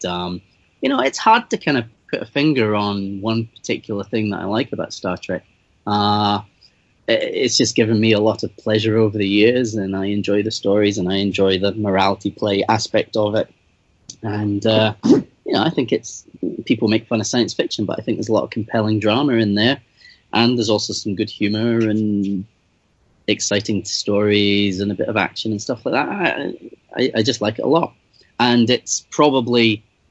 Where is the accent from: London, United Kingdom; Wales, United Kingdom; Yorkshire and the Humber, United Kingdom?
London, United Kingdom; now in Dundee, United Kingdom; I was from Dundee. I'm from London.